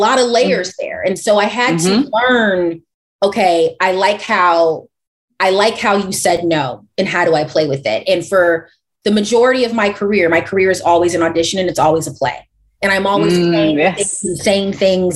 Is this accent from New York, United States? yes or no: no; St. Louis, Missouri, United States; I come from St. Louis.